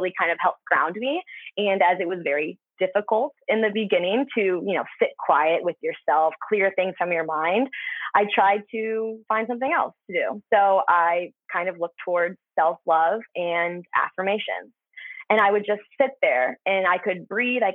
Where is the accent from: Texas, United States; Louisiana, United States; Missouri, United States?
Missouri, United States; Fenton; now in California, United States; I born and raised there. And I say St. Louis, but I'm like 30 minutes south of St. Louis. Fenton, Missouri is my hometown